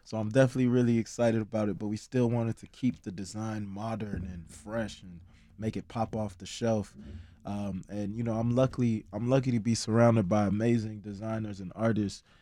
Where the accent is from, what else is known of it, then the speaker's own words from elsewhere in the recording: Chicago, Illinois, United States; also born or lived in Ghana; Me being able to be born and raised in Chicago